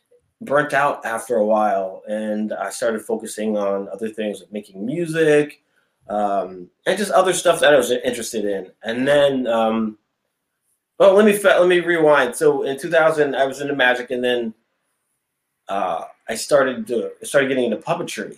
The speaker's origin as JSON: {"language": "English", "town": "Springfield", "region": "Massachusetts", "country": "United States", "also_born_or_lived": "Connecticut / Westfield, Massachusetts / Los Angeles / Las Vegas", "said": "So I'm originally from Springfield, Massachusetts. That's where I currently am now."}